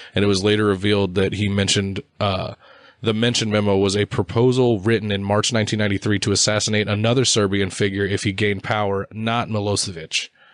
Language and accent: English; United States; I'm American